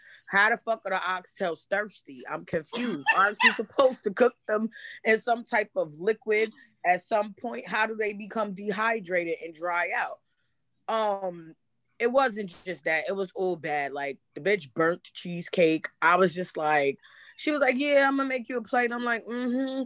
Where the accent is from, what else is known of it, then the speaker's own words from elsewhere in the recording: New York City, New York, United States; moved away; I'm from Brownsville